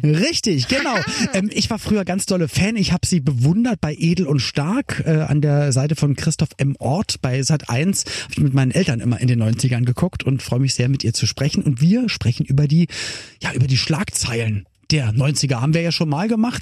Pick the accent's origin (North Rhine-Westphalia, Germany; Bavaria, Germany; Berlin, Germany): Berlin, Germany; moved away as an adult; also born or lived in Cologne; ich bin halt in Berlin geboren worden